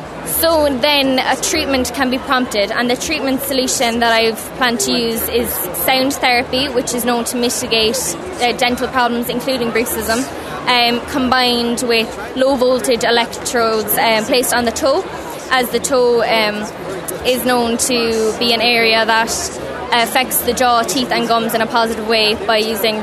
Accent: Ballincollig, County Cork, Ireland; I'm from Clonmacnoise in Ballincollig, County Cork.

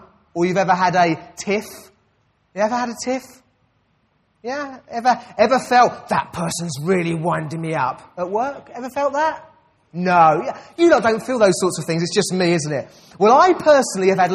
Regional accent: United Kingdom; I'm a British citizen. That's my identity.

